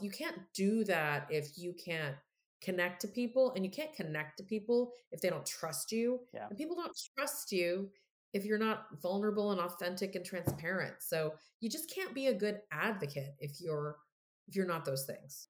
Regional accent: Texas, United States; I'm from Texas

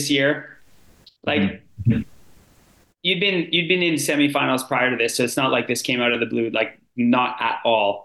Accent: Sudbury, Ontario, Canada; now in Canmore, Canada; I'm from Sudbury, Ontario

